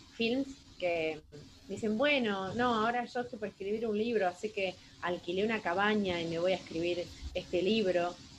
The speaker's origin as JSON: {"language": "Spanish", "region": "Buenos Aires Province", "country": "Argentina", "also_born_or_lived": "Azul", "said": "soy de Argentina, van a encontrar ahí en el mapa, provincia de Buenos Aires, y vivo en la ciudad azul"}